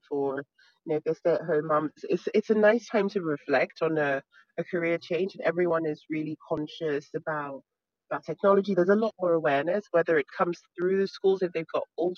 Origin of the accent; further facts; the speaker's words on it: Nigeria; moved away; I grew up in Nigeria